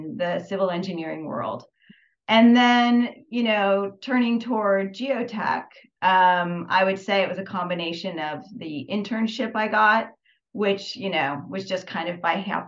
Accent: Northern California, United States; also born or lived in Albuquerque, New Mexico; I grew up in Northern California, about 40 minutes south of San Francisco

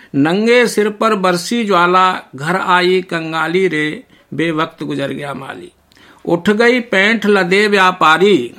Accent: Nadrauli, India; हम बहन भाई माँ के पास से अपने पैतृक गांव नदरौली सात आठ वर्ष की उम्र में बब्बा के पास चले आए थे

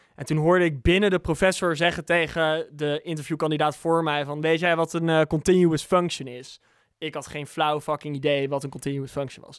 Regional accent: Bunnik, Utrecht, Netherlands; moved away; also born or lived in England / Amsterdam; Dus ik kwam als dorpse jongen uit Bunnik nog met aardappelen op mijn rug, kwam ik naar Amsterdam

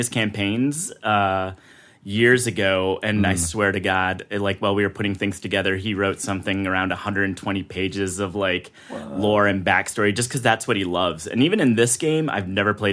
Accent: Chicago, Illinois, United States; moved away as an adult; also born or lived in Atlanta / Los Angeles; I moved from Chicago, where I grew up, to Atlanta

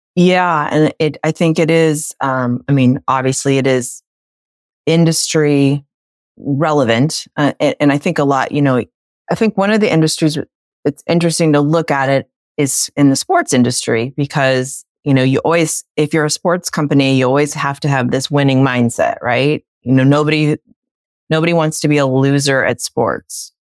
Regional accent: United States; as little American babies

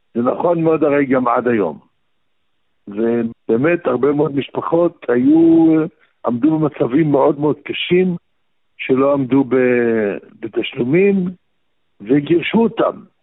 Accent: Baghdad, Baghdad Governorate, Iraq; now in Israel; אני גם בא מבית שבו לימדו אותי עוד בבגדד, בעיראק

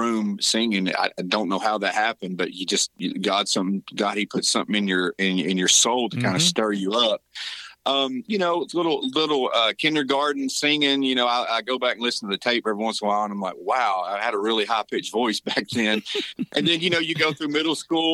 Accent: Rossville, Georgia, United States; moved away as an adult; now in Tennessee, United States; where I grew up, born and raised in Rossville, Georgia, just right across the state line

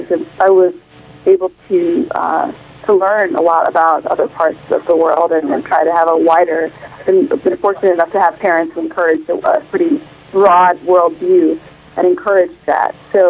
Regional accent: Champaign, Illinois, United States; moved away as an adult; also born or lived in Rwanda / Uganda / Zambia; now in New York City, United States; I'm originally from East Africa, Rwanda, Uganda specifically. But I grew up mostly in Illinois and a few years in Zambia as well. And I live in New York City.

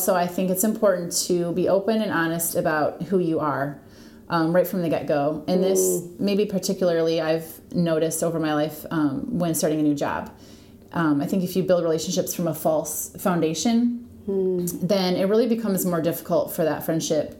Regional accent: Michigan, United States; moved away as an adult; now in Toledo, United States; I grew up in Michigan

